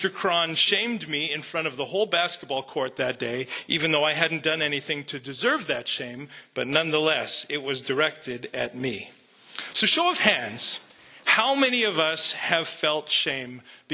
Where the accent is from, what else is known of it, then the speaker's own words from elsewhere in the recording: Canada; I grew up in Canada.